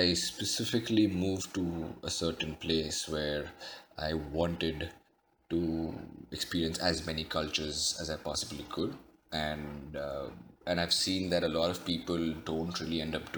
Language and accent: English; India; moved away; Growing up in India, I was used to eating my food with my hands